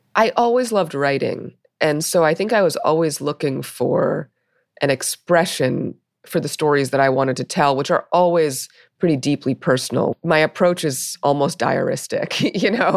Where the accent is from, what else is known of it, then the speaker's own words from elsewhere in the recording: New York City, New York, United States; I grew up in Brooklyn, uh, in the eighties